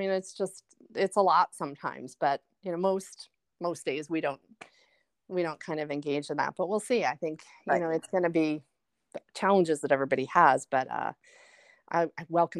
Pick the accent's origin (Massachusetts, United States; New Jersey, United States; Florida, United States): New Jersey, United States; Like, I'm from New Jersey, you're from Korea